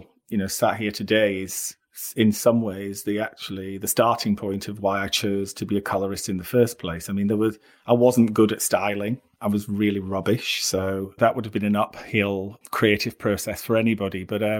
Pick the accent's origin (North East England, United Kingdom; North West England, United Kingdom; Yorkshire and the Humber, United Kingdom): Yorkshire and the Humber, United Kingdom; Barnsley; moved away; also born or lived in London; When I came from Barnsley to London, and I was working in Sloane Street.